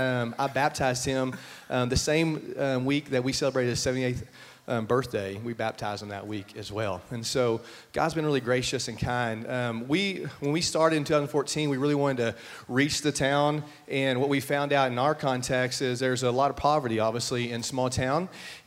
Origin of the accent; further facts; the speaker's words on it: Brady, Texas, United States; also born or lived in Lubbock, Texas; I got to go back to my hometown.